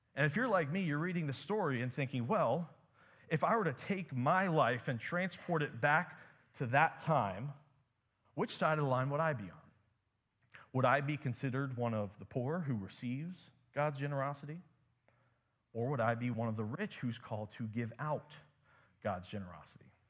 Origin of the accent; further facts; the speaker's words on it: United States; growing up in America, living a normal life in America